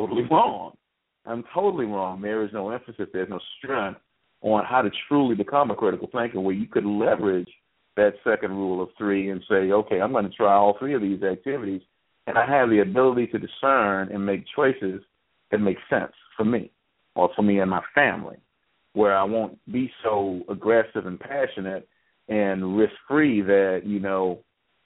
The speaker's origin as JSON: {"language": "English", "country": "United States", "said": "as an American"}